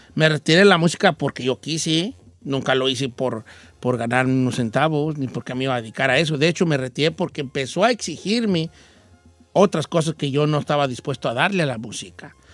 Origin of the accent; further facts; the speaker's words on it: Mexico; now in United States; en México, en mi rancho